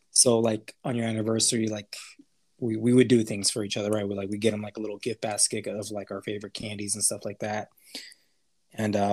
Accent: El Paso, Texas, United States; Or where we grew up in El Paso, Texas. It's a border city. Our parents are Hispanic.

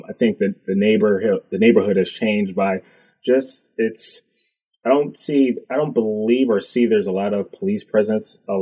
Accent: New Haven, Connecticut, United States; if I had to pick a town that I would say I truly grew up in, it would probably be like Newhallville area

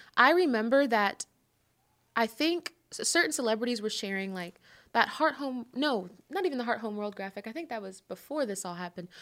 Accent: Atlanta, Georgia, United States; I'm from Atlanta

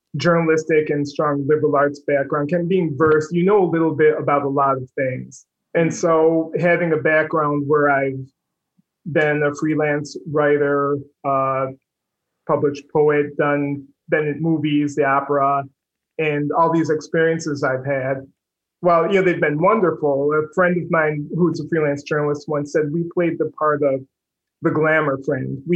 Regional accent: Oneida, New York, United States; moved away; also born or lived in Philadelphia; A town called Oneida. It's right in the center, geographical center of New York State.

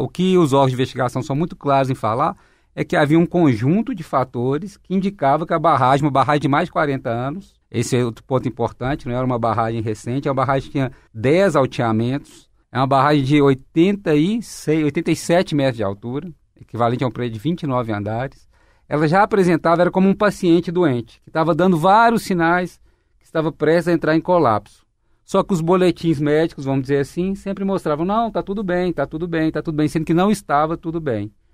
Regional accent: Minas Gerais, Brazil; todos nós que nascemos em Minas Gerais

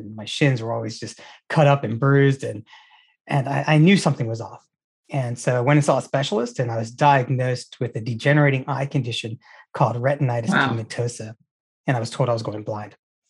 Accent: Cary, North Carolina, United States; moved away as an adult; also born or lived in Richmond, Virginia / Bangalore, India / New York City; I'm originally born and raised in Cary, North Carolina, and there's not many people who are actually from Cary, but, my family immigrated from India in 1969 to the U.S.

